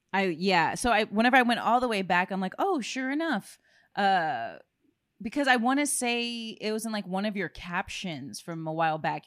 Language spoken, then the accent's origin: English; South Texas, United States; growing up in South Texas